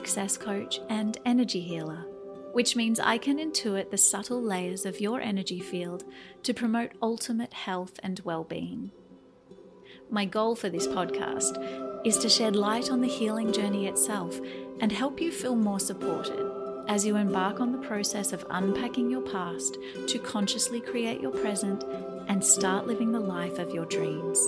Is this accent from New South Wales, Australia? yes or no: yes; Newcastle, New South Wales, Australia; the Opened Mind Space in Newcastle, Australia. Shout out to my hometown